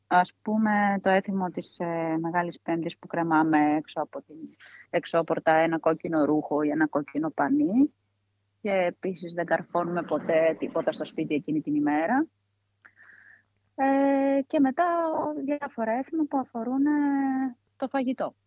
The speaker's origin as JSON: {"language": "Greek", "town": "Komotini", "region": "East Macedonia and Thrace", "country": "Greece", "also_born_or_lived": "Maroneia", "said": "εδώ η περιοχή ήμασταν και 500 χρόνια κάτω από του Τούρκου"}